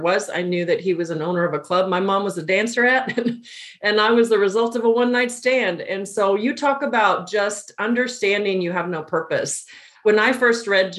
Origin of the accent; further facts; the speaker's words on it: El Paso, Texas, United States; I'm from El Paso, Texas. It's where I grew up, border town